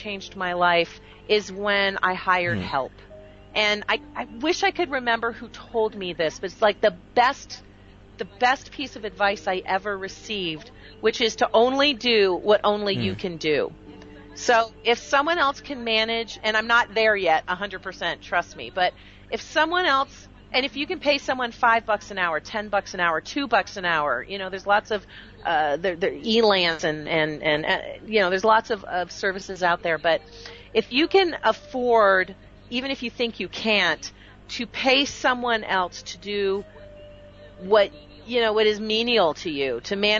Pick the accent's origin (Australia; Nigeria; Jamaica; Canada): Canada; now in United States; I'm now American by choice. I was born Canadian